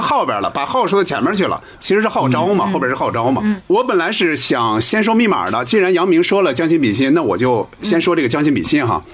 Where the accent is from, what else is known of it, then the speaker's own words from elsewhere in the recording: northern China, China; 咱们作为北方人，咱们不存在这个问题